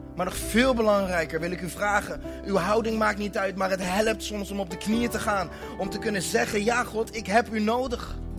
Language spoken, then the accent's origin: Dutch; Netherlands; Ik ben in Nederland geboren